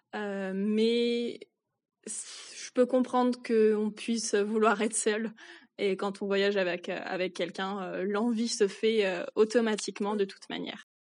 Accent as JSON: {"language": "French", "country": "France", "said": "je suis française, je viens de la campagne"}